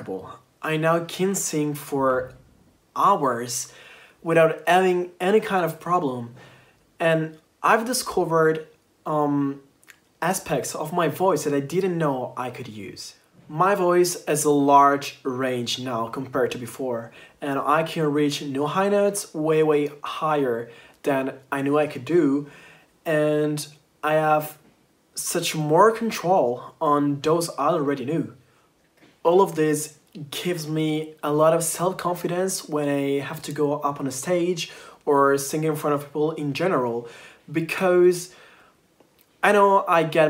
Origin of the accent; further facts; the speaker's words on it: Italy; I'm from Italy